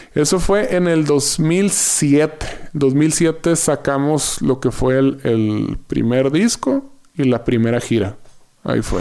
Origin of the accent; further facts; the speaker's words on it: Yaqui Valley, Sonora, Mexico; moved away as an adult; now in Mexico City, Mexico; del Valle del Yaqui, ser sonorense